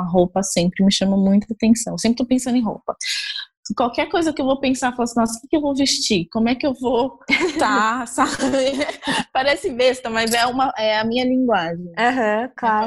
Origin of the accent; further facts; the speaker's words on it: Osasco, São Paulo, Brazil; Eu sou nascida, eu nasci no centro de São Paulo, mas eu morei em Osasco, fui criada em Osasco, na Grande São Paulo